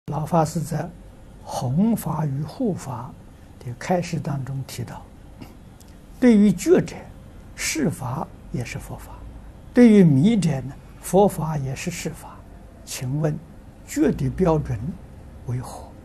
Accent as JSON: {"language": "Chinese", "town": "Tangchi", "region": "Anhui", "country": "China", "tie": "born or raised there", "said": "那所以我在汤池，我的家乡，那个地方偏僻，啊，是小城市偏僻"}